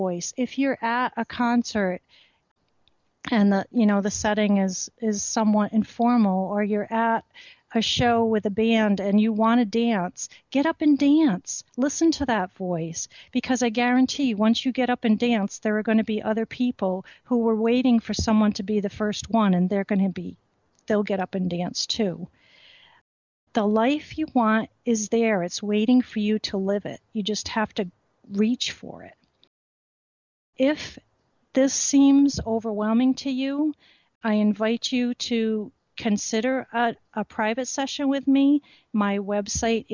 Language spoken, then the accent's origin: English; Rhode Island, United States; I grew up in Rhode Island and used to go to Goddard Park